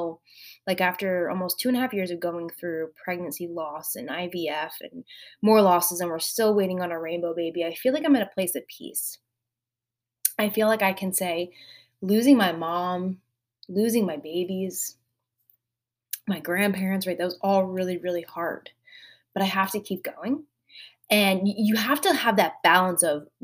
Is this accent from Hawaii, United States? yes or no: no; New Jersey, United States; moved away as an adult; now in Outer Banks, North Carolina, United States; We are originally from New Jersey.